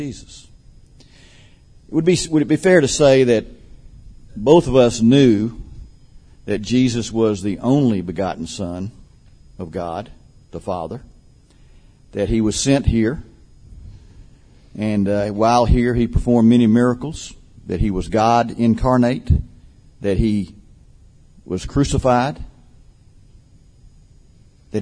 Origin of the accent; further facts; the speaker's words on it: Albany, Georgia, United States; finally settled down with my grandparents in Albany, Georgia, and was basically raised there